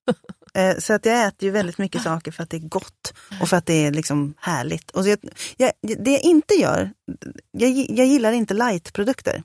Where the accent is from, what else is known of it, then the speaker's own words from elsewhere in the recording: Sörmland, Södermanland, Sweden; also born or lived in Valla; now in Stockholm, Sweden; jag är från Sörmland